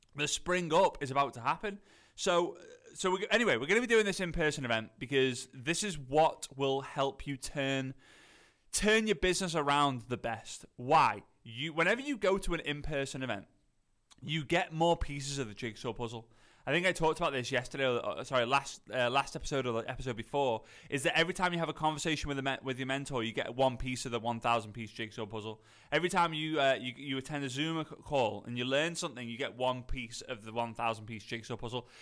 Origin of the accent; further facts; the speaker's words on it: Liverpool, North West England, United Kingdom; accent: posh Scouse; I'm from Liverpool. At north of Liverpool, a lot of people say it's, like, posh Scouse.